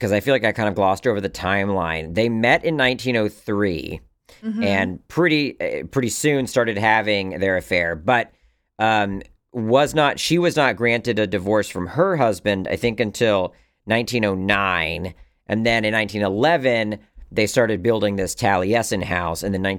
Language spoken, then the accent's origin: English; South West England, United Kingdom; I read recently that an amateur scientist called Andrew Cross lived near where I grew up in Somerset, England.